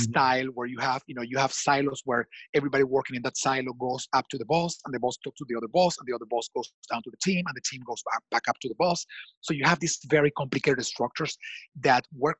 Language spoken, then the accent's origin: English; Washington, District of Columbia, United States; Washington, D.C., my hometown.